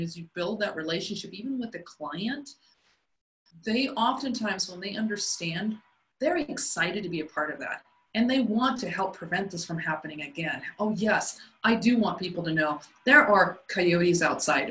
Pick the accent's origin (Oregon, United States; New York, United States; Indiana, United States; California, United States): California, United States; Southern; moved away as an adult; also born or lived in Colorado; I grew up in Southern California